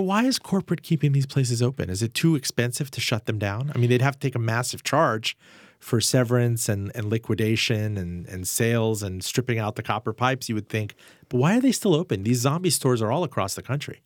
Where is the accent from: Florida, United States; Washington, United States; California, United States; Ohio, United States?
Florida, United States; Miami; moved away; I grew up in Miami, the Aventura Mall